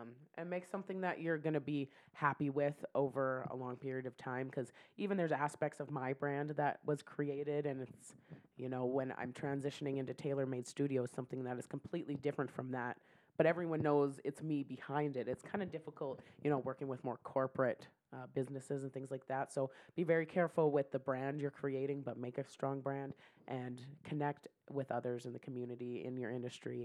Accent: Saskatchewan, Canada; now in Calgary, Canada; I was born in Saskatchewan, then I grew up in a town of 400 people

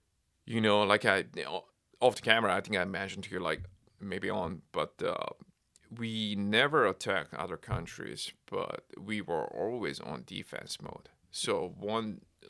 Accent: Seoul, South Korea; English is a second language; now in United States; I am from Seoul, South Korea.

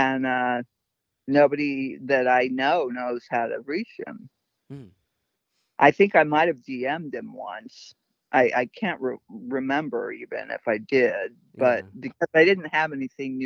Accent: Detroit, Michigan, United States; I was born in Detroit

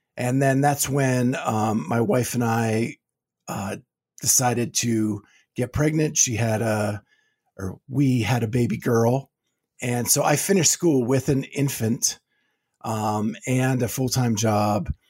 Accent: Pennsylvania, United States; moved away as an adult; also born or lived in Florida; now in Ohio, United States; I grew up in Pennsylvania

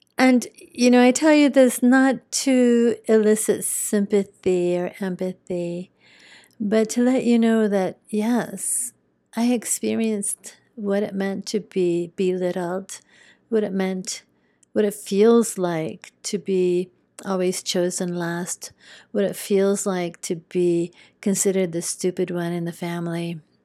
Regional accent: New Mexico, United States; moved away; also born or lived in Spain; I grew up in New Mexico, part of my growing up.

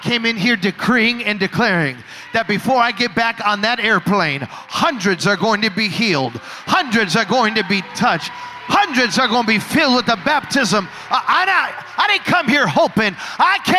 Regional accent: Chicago, Illinois, United States; I was born and raised in Chicago

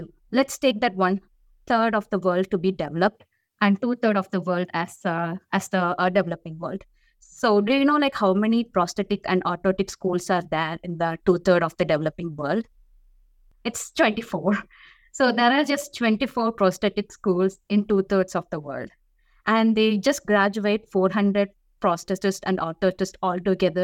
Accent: India; moved away as an adult; now in United States; I'm from India. So when I was growing up in the early 2000s

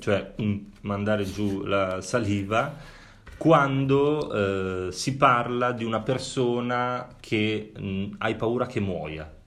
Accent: Sardinia, Italy; i miei antenati, eh, essendo sardo

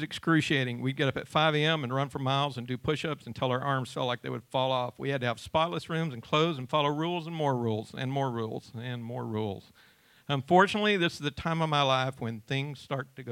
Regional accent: Georgia, United States; also born or lived in Ringgold, Georgia; In 1972, my parents bought a farm in Rattle, Georgia, near Cartersville, and we moved there from Ringgold

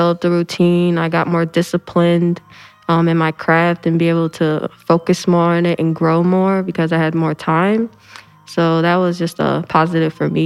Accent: Florissant, Missouri, United States; I'm 19. I'm from Florissant.

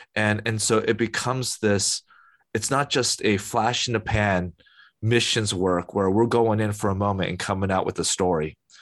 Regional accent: United States; As an American, American citizen

